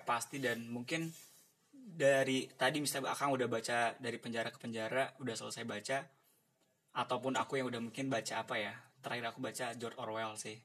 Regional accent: Bandung, West Java, Indonesia; dari Bandung

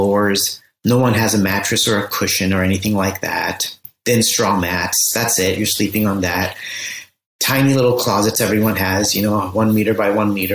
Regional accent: Los Angeles, California, United States; I grew up in Southern California in Los Angeles

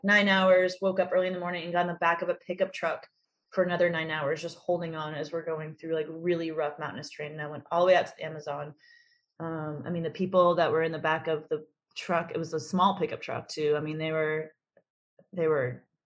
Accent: United States; I'm an American girl

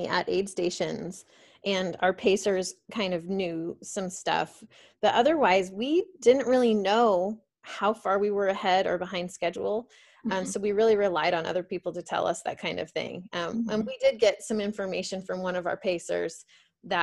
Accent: Phoenix, Arizona, United States; I'm from Phoenix, Arizona. So for me, it's like hot and sunny every day of my life

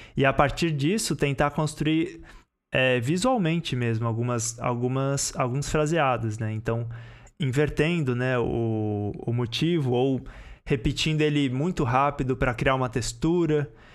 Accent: São Paulo, Brazil; eu sou de São Paulo

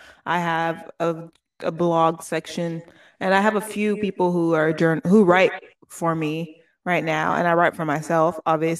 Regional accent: Oakland, California, United States; moved away as an adult; now in Brooklyn, United States; I'm from the West Coast. Of course. I'm from the best coast to West Coast. I'm from Oakland, California, but I'm here in Brooklyn, New York.

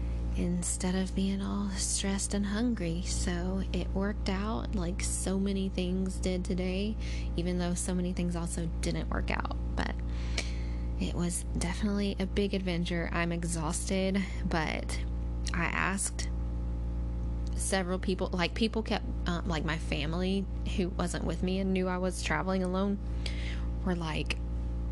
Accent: Alabama, United States; we're from Alabama.

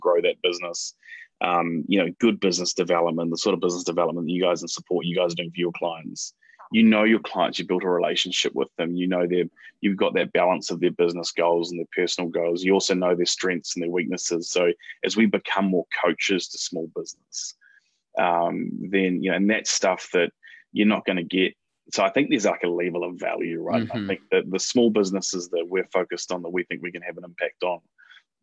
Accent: New Zealand; moved away as an adult; now in United States; for me as a Kiwi

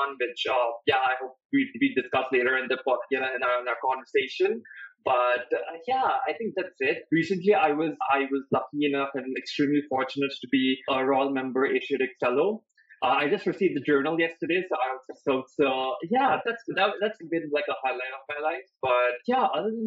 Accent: Patna, Bihar, India; moved away as an adult; also born or lived in Sonipat; I was born in Patna and I did my schooling in Patna

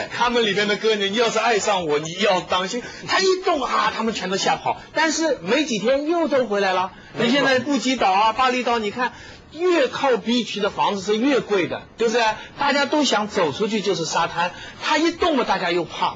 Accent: China; 我们中国人现在对这个事情发发一点议论哈

